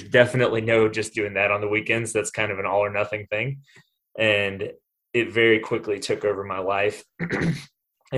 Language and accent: English; Greenville, South Carolina, United States; I grew up in Greenville, South Carolina, and grew up in a pretty normal home